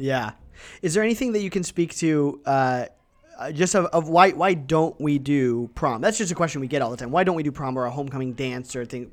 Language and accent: English; Ohio and Michigan, Midwest, United States; moved away as an adult; now in Wenatchee, United States; I grew up in Ohio and, and Michigan